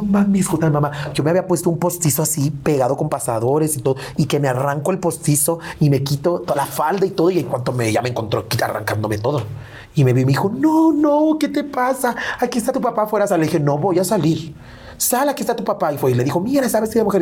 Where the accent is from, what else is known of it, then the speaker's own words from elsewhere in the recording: León, Guanajuato, Mexico; Me gusta estar más en León, en la ciudad de donde yo soy